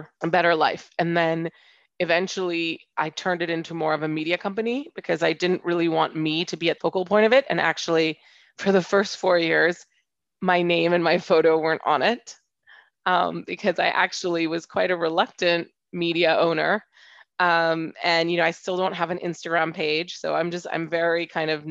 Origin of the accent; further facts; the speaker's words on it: Hong Kong; also born or lived in United States / London; I'm half French and half Indian, and I grew up in Hong Kong